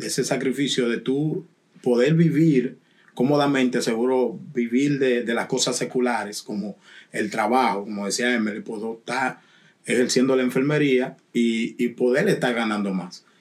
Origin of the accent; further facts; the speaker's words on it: Dominican Republic; yo soy dominicano